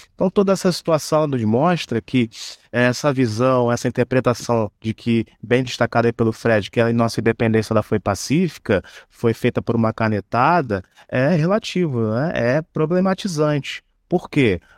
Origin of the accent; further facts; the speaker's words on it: Brazil; como brasileiros